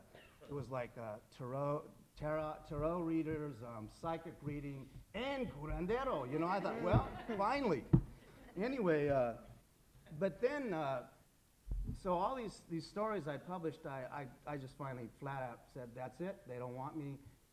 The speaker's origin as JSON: {"language": "English", "country": "United States", "said": "as a Latino writer, I'm very proud of being Chicano, and I still find it, I still want to say, wait a minute, I'm still an American writer"}